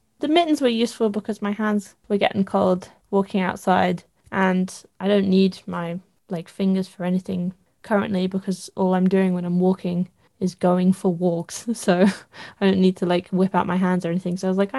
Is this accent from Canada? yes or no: no; East of England, United Kingdom; I definitely loved people being like, what are you doing? I'm from Essex. What are you doing? Are you knitting?